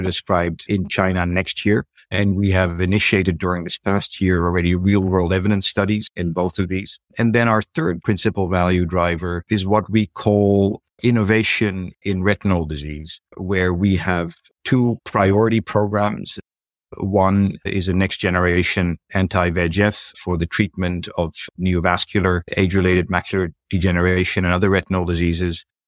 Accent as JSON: {"language": "English", "country": "Netherlands", "tie": "born or raised there", "also_born_or_lived": "United Kingdom / New York City, United States", "moved": "as an adult", "lives_now": "Asia", "said": "I'm originally from Europe. I'm a native of the Netherlands"}